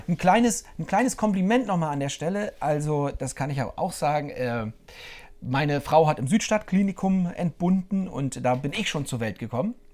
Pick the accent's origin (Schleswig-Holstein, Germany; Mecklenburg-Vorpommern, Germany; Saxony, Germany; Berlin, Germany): Mecklenburg-Vorpommern, Germany